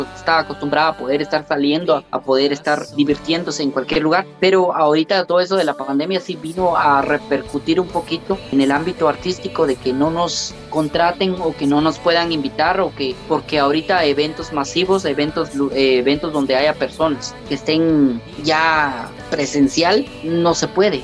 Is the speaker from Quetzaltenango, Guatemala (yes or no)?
no; Santa Cruz Verapaz, Alta Verapaz, Guatemala; soy originario de Santa Cruz Varías